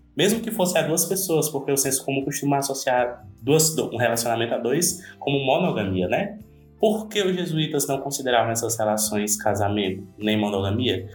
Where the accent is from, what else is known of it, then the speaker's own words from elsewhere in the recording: Ceará, Brazil; sou uma pessoa do Nordeste, por exemplo, sou cearense, não estou ali no, Rio, no, Rio, no eixo Rio-São Paulo